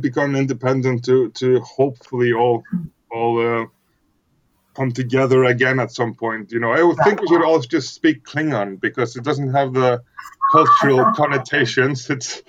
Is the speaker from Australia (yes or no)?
no; Iceland; English is a second language; I'm from Iceland